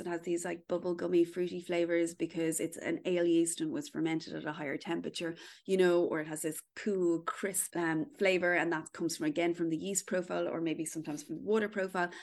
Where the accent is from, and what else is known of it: Kildare, County Kildare, Ireland; born or raised there